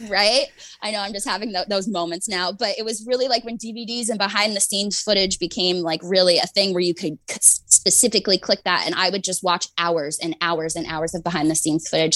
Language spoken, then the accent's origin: English; Canada; I'm Canadian, so I grew up